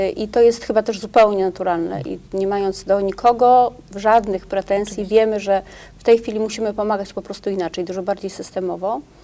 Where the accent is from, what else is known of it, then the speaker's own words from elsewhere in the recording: Poznań, Greater Poland, Poland; Ja jestem jako poznanianka Wielkopolanka, nie ukrywam, szalenie dumna